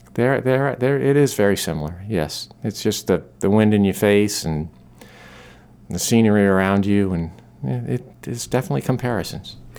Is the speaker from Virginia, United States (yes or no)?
no; Maine, United States; I'm born and raised in Maine